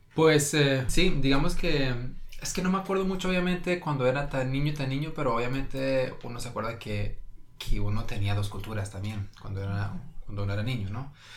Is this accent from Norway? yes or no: yes; Norway; aquí fui a la escuela, yo entiendo las normas y las reglas a lo noruego